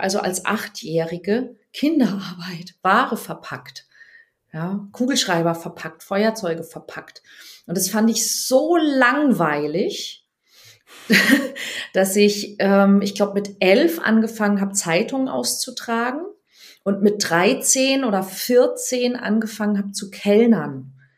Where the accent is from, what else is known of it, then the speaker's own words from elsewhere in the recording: Weinheim, Baden-Württemberg, Germany; moved away as an adult; now in Hamburg, Germany; ich bin geboren in Weinheim an der Bergstraße. Das ist zwischen Darmstadt und Heidelberg und ähm, bin dort in einem 10.000 Seelen Kaff